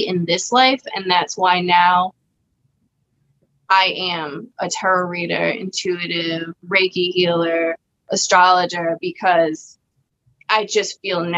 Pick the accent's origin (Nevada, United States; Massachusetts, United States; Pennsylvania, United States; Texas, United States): Massachusetts, United States; Cambridge; now in Rhode Island, United States; I grew up in Cambridge, Mass, which is like a very diverse city